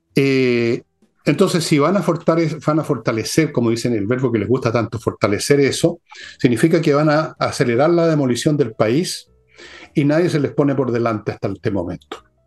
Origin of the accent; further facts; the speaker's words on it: Molina, Maule, Chile; moved away; cuando era cabros chicos en Molina